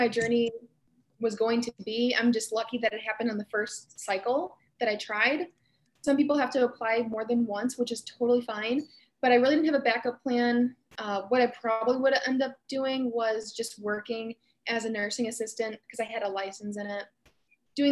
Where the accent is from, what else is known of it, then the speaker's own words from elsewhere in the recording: Macomb area, near Detroit, Michigan, United States; now in Lansing, United States; I'm from the Macomb area. It's near Detroit